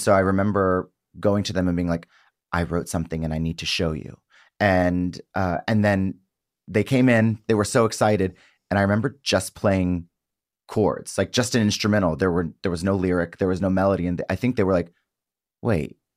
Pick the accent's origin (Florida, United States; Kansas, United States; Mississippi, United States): Mississippi, United States; South; I grew up in South Mississippi